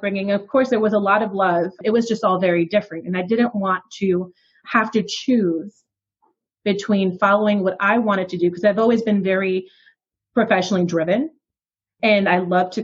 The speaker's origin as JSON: {"language": "English", "region": "New York", "country": "United States", "tie": "born or raised there", "said": "I was raised in New York by my grandparents on my dad's side"}